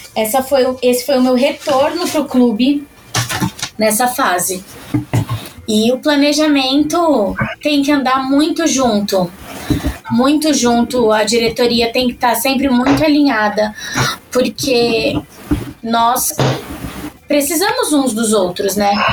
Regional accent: São Paulo, Brazil; eu sou paulista paulistana

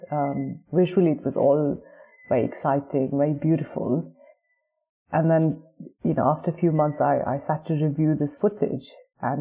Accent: Delhi, India; moved away; also born or lived in Cape Town; I'm from Delhi, so I speak Hindi.

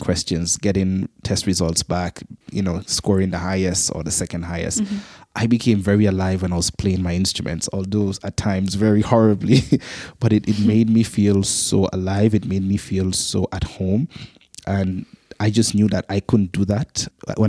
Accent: Antigua & Barbuda; I grew up in the Caribbean island of Antigua, twin island state of Antigua and Barbuda

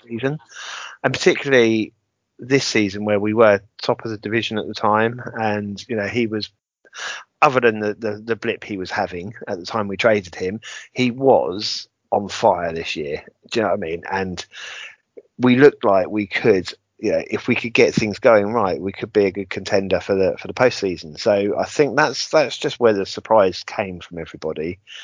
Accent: England, United Kingdom; Being typically English

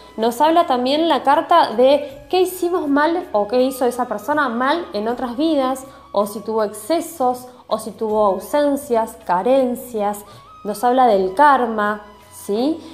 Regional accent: Mar del Plata, Buenos Aires Province, Argentina; soy de la ciudad de Mar del Plata, en la provincia de Buenos Aires, Argentina

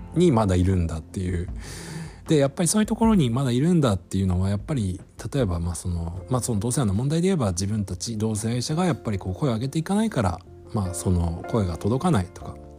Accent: Japan; moved away as an adult; now in New York, United States; 日本人日本の中に住んでいた一人の日本人

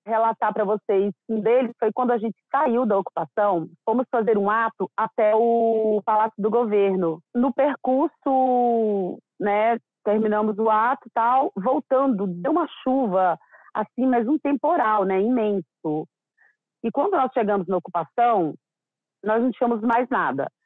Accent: interior of Minas Gerais, Brazil; moved away as an adult; now in São Paulo, Brazil; Eu sou do interior de Minas Gerais, meus pais lavradores

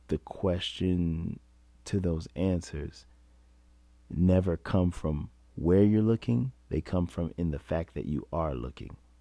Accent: New York, United States; being a New Yorker

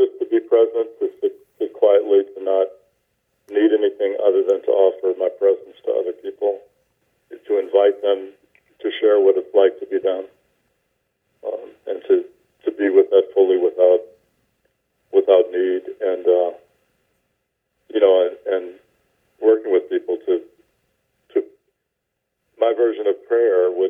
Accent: the American South, United States; I grew up in the American South

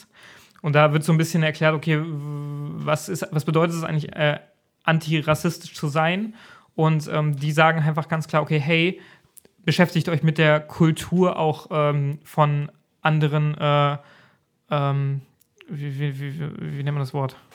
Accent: Germany; bei uns in Deutschland

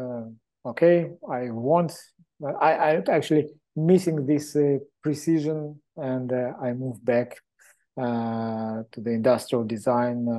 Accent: Israel; moved away as an adult; also born or lived in Moscow, Russia / Hong Kong / China; I was born many years ago in Moscow, Russia, in period of Soviet Union. And then when that country collapsed, my family moved to Israel. I grew up in Israel

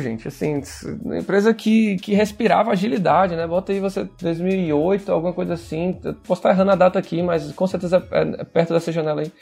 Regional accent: Ceará, Brazil; eu sou cearense

